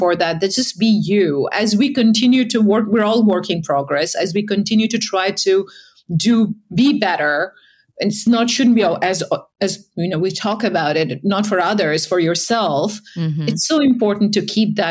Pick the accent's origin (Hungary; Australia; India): India; moved away as an adult; also born or lived in United States; now in Europe; I'm from India, grew up there.